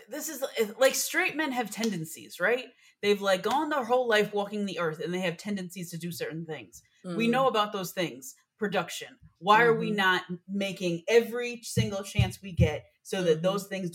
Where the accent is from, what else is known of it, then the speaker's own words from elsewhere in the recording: East Coast, United States; I'm from the East Coast